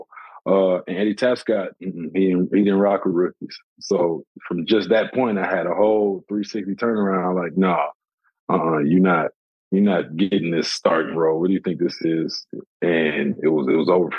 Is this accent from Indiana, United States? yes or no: no; Flint, Michigan, United States; I'm from Flint